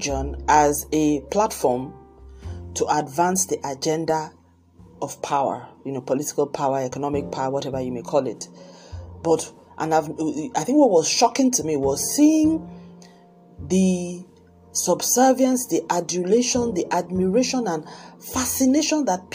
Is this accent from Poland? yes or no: no; Nigeria; also born or lived in Lagos, Nigeria; I'm Nigerian. I live in Lagos, Nigeria